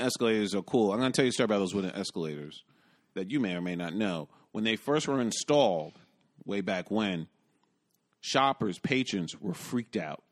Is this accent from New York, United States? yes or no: yes; New York City, New York, United States; as a New Yorker